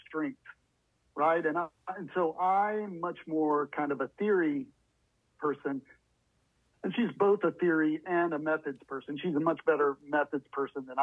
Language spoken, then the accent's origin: English; the South, United States; also born or lived in Bloomington, Indiana / Alabama; now in Tallahassee, United States; I grew up in the South, and so kind of wanted to be a little closer to family